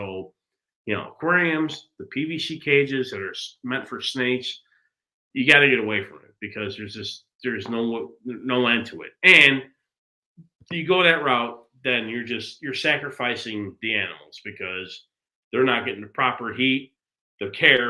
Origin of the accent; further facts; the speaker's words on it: Chicago, Illinois, United States; growing up in Chicago